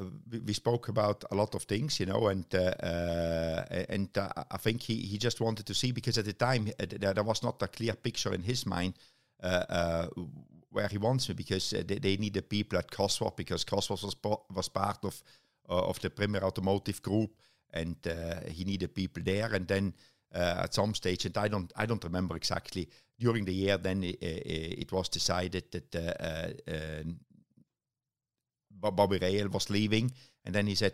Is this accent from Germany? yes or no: yes; Germany; now in United Kingdom; Germany, actually. You know, it's very strange because the DTM team was only 2.5 hours drive from my hometown, but I stayed living in the UK.